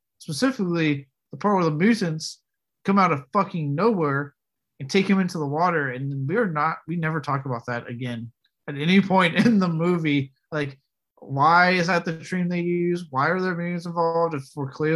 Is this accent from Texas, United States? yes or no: yes; Texas, United States; I'm from Texas